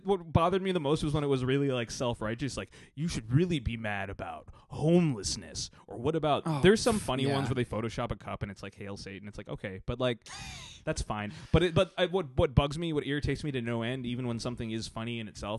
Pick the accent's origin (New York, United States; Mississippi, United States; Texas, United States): Texas, United States; I'm from Texas